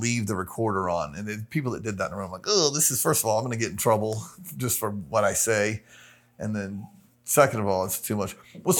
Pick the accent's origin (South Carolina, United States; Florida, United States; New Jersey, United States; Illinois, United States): Florida, United States; Tampa; Super Baptist, Tampa, Florida. A cult-like, charismatic Baptist church.